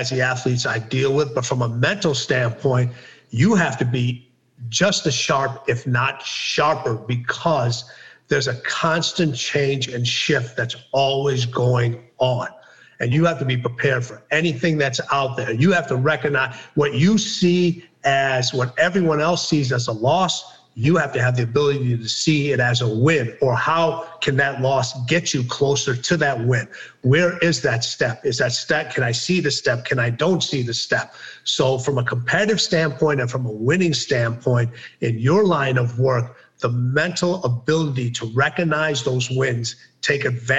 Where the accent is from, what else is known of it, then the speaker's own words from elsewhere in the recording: Wolverhampton, West Midlands, United Kingdom; I was born in Wolverhampton, England.